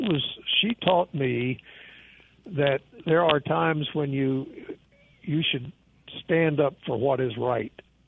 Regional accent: Jackson, Mississippi, United States; moved away; I grew up in South Jackson on Terry Road in the working class part of town

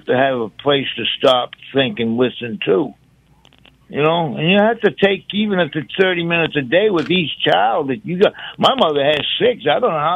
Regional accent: Gloucester, Massachusetts, United States; now in Mississippi, United States; I'm from Gloucester, Massachusetts

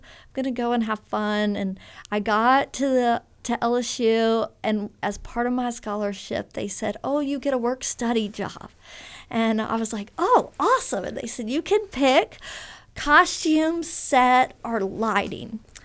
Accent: Baton Rouge, Louisiana, United States; moved away as an adult; also born or lived in Texas; now in Oxford, United States; I really grew up in Louisiana in the Baton Rouge area, really spent most of my, all schooling there, most of it

